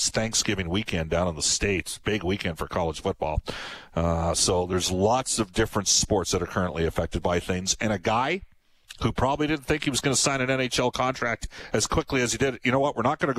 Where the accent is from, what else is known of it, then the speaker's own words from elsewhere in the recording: Edmonton, Alberta, Canada; I grew up with him in Edmonton here.